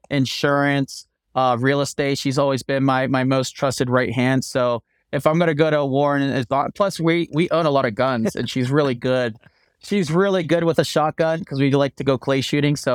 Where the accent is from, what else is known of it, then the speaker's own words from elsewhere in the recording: East Coast, United States; now in Denver, United States; Because I come from East Coast, we want everything done yesterday, and I took that East Coast work ethic. I brought it to Denver.